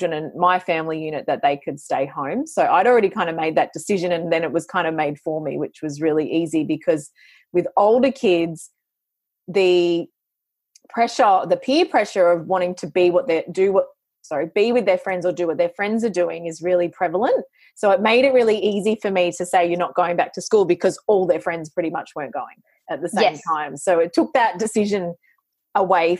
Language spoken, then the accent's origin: English; New South Wales, Australia; we're both from New South Wales